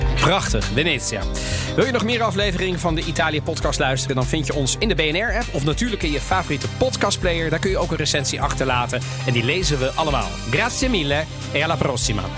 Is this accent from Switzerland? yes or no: no; Netherlands; now in Italy; wij zijn als Nederlanders